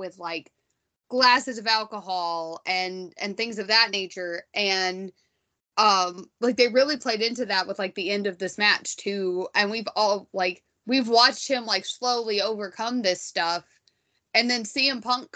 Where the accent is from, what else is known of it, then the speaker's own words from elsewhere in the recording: United States; being wildly American